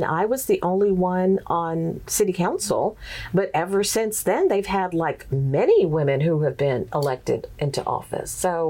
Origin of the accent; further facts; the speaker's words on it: Texas, United States; accent: Texas twang; And so, yeah, I didn't quite have the Texas twang.